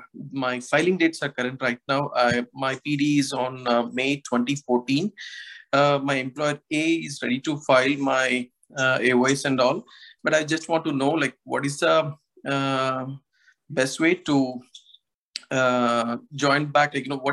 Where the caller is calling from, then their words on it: Canada; I'm calling you from Canada. So basically, I have an employer A, and I moved to Canada with employer A.